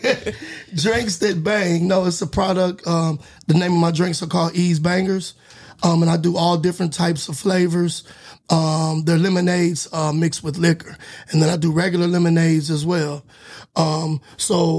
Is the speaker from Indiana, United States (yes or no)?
no; Youngstown, Ohio, United States; also born or lived in Miami, Florida; I'm from Youngstown